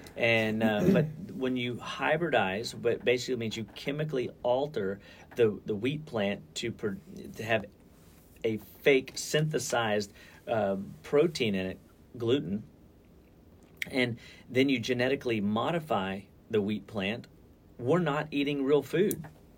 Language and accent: English; Deer Park, Texas, United States; I remember growing up, we could smell it was football weather.